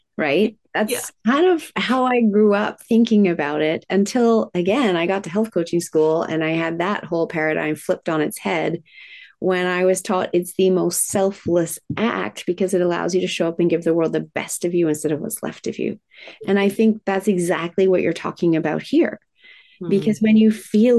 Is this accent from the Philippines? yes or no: no; Japan; moved away; I was raised in Japan